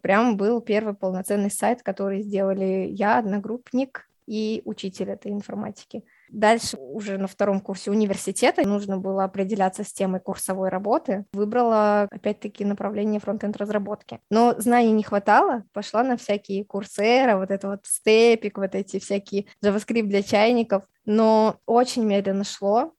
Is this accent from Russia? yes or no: no; Tashkent, Uzbekistan; мне 24 года, я из Ташкента